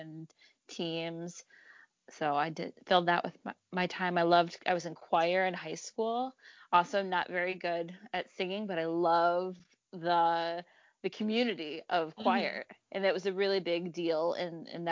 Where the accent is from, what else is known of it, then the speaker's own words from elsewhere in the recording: Howell, Michigan, United States; moved away as an adult; also born or lived in Detroit, Michigan; now in Chicago, United States; where I grew up in Howell